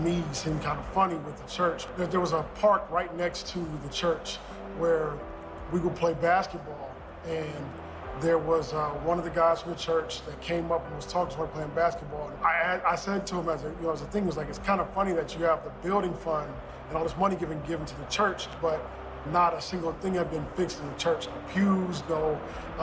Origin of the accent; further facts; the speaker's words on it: Ohio, United States; moved away; We grew up with them in Ohio.